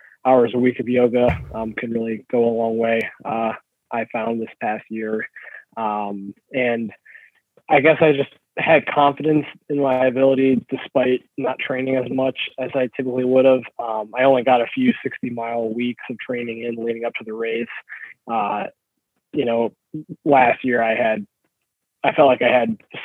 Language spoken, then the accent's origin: English; Burning River, Ohio, United States; Burning River and, you know, my hometown race